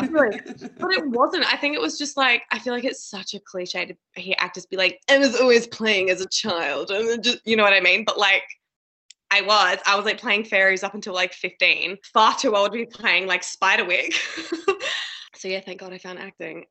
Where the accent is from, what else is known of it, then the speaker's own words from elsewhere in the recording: Adelaide, South Australia, Australia; also born or lived in Sydney; now in Melbourne, Australia; my hometown, like Adelaide